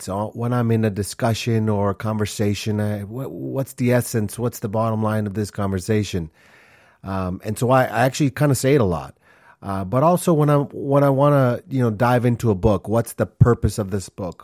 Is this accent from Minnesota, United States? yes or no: yes; Minneapolis, Minnesota, United States; also born or lived in Honduras; when I was six years old, my family moved to Minneapolis, Minnesota, and that's where I grew up.